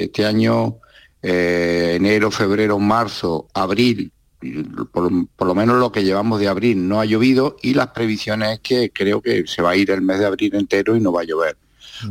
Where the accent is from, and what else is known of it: Almería, Andalusia, Spain